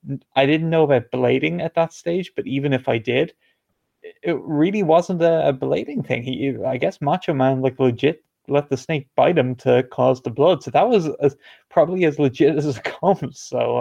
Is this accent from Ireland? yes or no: yes; Ireland; even though I'm not from the UK, I am from Ireland